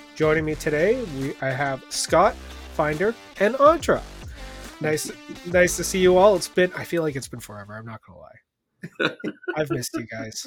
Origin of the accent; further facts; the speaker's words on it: Canada; I am Canadian